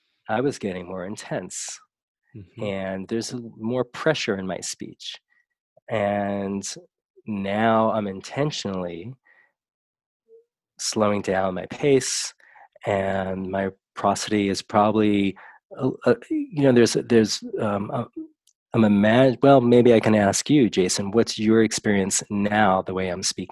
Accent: New York, United States; I grew up in New York. My father was from the Bronx and my mother was from Brooklyn

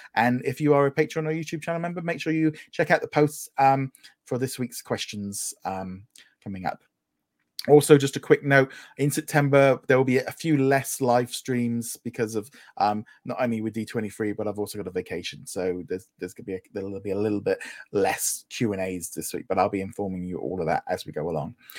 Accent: United Kingdom; as a British

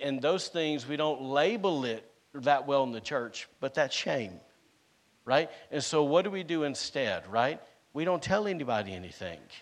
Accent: the South, United States; now in Rockport, United States; I'm from the South, and we eat stuff with grease on it

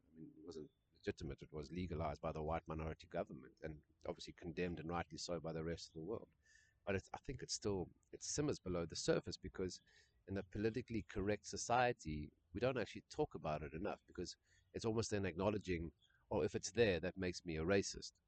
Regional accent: South Africa; my white upbringing in South Africa

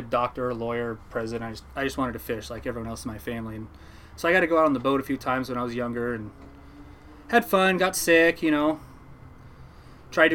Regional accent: Newport, Oregon, United States; I was born in Newport, Oregon, 1986.

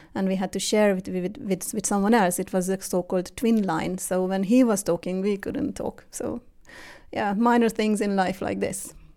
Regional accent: Hungary; moved away as an adult; now in Sweden; I was born and raised in Hungary

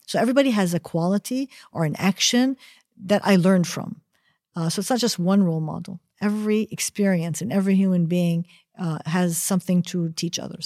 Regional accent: United States; first language Arabic and English; moved away; I grew up in the United States as a child, but my mother insisted that we spoke Arabic at home and only Arabic at home

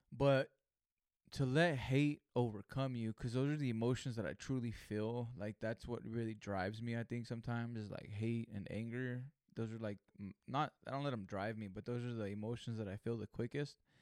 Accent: Greenfield, California, United States; Greenfield, California, my hometown

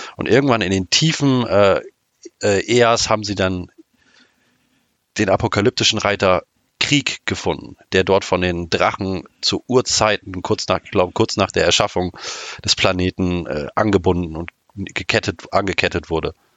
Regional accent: Oldenburg, Lower Saxony, Germany; ich komme aus dem schönen Oldenburg in der Nähe von Bremen

